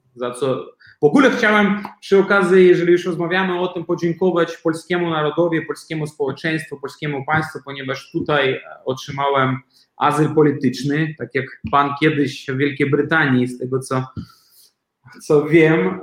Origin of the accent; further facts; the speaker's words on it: Belarus; moved away as an adult; now in Poland; ja osobiście jako Białorusin i jako osoba, która mieszka tutaj w Polsce już 10 lat